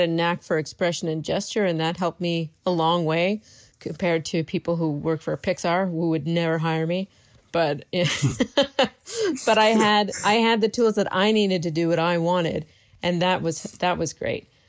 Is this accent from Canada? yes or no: yes; Canada; moved away as an adult; I live in my hometown